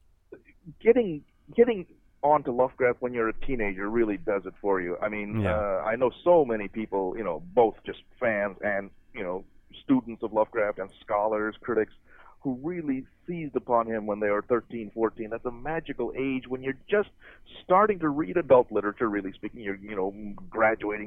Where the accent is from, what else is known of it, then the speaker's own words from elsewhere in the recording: Muncie, Indiana, United States; This is in Muncie, Indiana. That's where I grew up